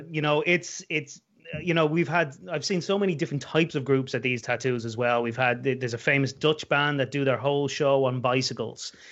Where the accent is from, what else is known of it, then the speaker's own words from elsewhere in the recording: Dublin, Leinster, Ireland; moved away as an adult; also born or lived in west coast of Ireland; now in West coast, Ireland; I'm from Dublin, capital city, but I'm living on the west coast of Ireland these days.